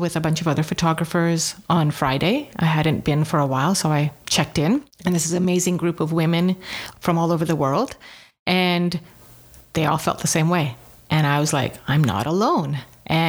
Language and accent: English; England, United Kingdom; I was not born in Uganda, by the way. My parents, my sister were. I was born in England, but it's always felt like home.